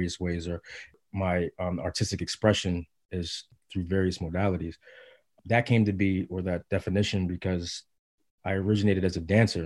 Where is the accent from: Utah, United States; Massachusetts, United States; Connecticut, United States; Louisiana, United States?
Connecticut, United States; Bridgeport; moved away as an adult; also born or lived in Mount Vernon, New York / Cincinnati, Ohio; now in Brooklyn, United States; I was born in Mount Vernon, New York, and moved to Cincinnati, Ohio with my mother and father and my sister when I was about three. My mother divorced, separated my father, and me and my sister went with my mother to Bridgeport, Connecticut. And that's where I was predominantly raised